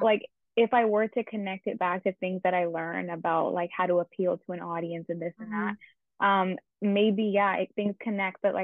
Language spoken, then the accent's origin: English; suburb of Toronto, Ontario, Canada; Yes, I've lived here my entire life. I'm actually from like a suburb right outside of Toronto